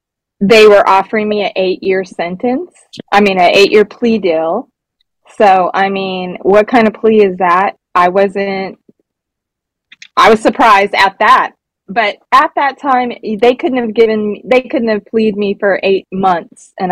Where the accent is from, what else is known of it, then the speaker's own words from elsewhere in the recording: Sacramento, California, United States; also born or lived in New York; I'm originally from Sacramento, California, which is where I live now